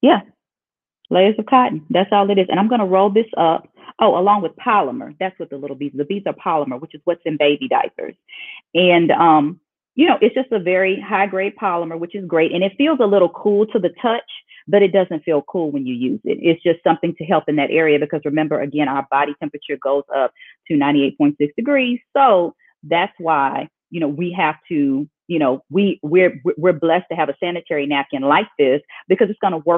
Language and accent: English; Oklahoma, United States; I'm from Oklahoma, born and raised